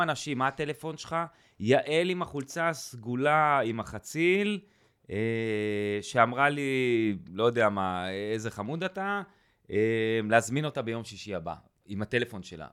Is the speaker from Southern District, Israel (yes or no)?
yes; Kibbutz Eilot, Southern District, Israel; now in northern Israel; אני מקיבוץ אילת במקור, אז גר ליד אילת.